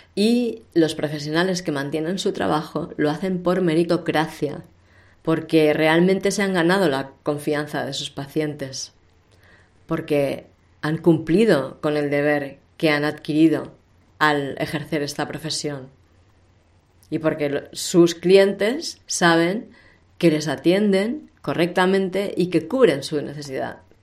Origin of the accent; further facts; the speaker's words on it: Barcelona, Catalonia, Spain; soy de Barcelona